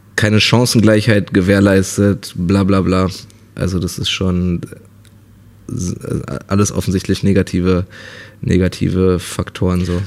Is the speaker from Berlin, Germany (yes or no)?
yes; Berlin, Germany; ich bin halt in Berlin aufgewachsen, in, in Neukölln